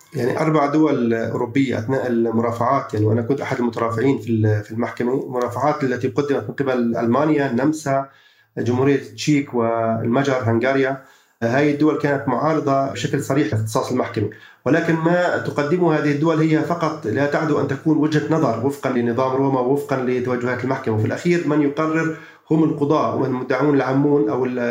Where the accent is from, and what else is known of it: Palestine